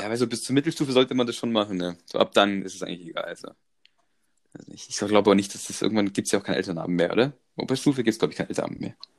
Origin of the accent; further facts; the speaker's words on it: Croatia; ich komme aus Kroatien